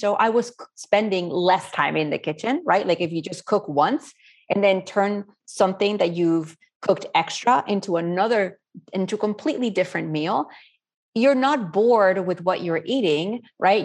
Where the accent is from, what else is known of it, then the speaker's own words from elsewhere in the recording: Spain; now in New Orleans, United States; I was born and raised in Spain